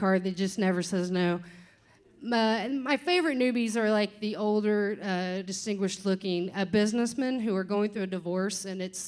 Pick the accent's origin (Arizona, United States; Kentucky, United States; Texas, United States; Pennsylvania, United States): Kentucky, United States; I'm from Kentucky